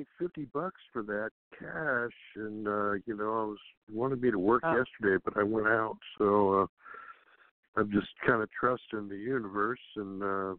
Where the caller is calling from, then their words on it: West Sacramento, California, United States; calling from West Sacramento, California.